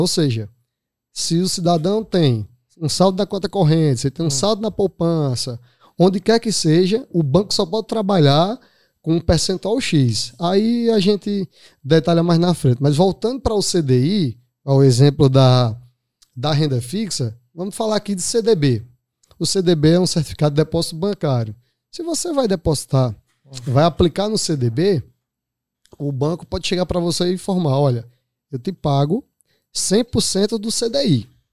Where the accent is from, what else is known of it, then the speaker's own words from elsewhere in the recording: Araripina, Pernambuco, Brazil; moved away as an adult; now in Recife, Brazil; sou natural de Araripina, Moro em Recife há 20, 21 anos